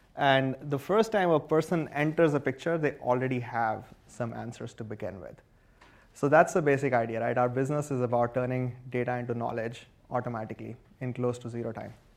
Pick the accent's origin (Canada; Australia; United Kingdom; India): India; moved away as an adult; now in United States; I grew up in India and I was an electrical engineer there